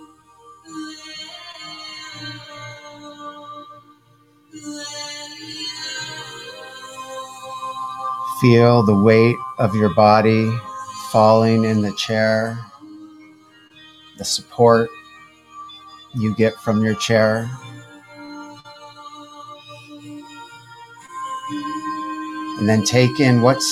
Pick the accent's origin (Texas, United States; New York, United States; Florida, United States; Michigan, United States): Michigan, United States; Detroit; now in California, United States; I'm from Detroit originally, but I've been here